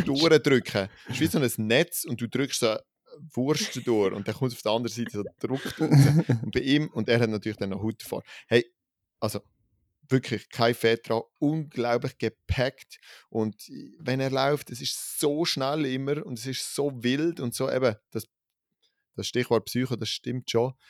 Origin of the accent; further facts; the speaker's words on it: Switzerland; als Schweizer Gruppe